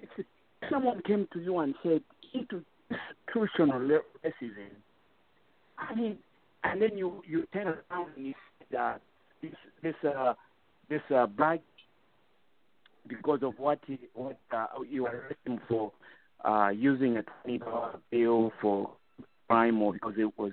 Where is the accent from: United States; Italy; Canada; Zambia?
Zambia; first language Bemba; English is a second language; English is my second language. I was brought up speaking Bemba. That was my first language